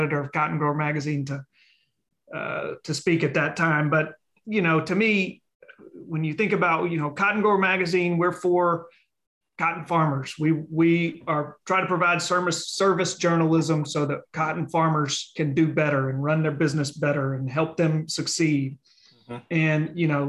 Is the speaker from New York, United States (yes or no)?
no; Leland, Mississippi, United States; I was a partial host because everybody was in my hometown